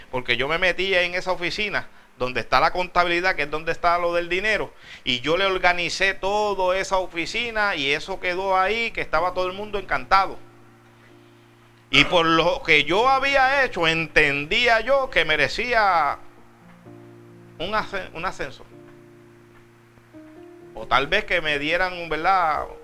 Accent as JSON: {"language": "Spanish", "country": "Puerto Rico", "said": "yo soy de Puerto Rico. Y de Puerto Rico aquí no es mucho y el pasaje no es millonario."}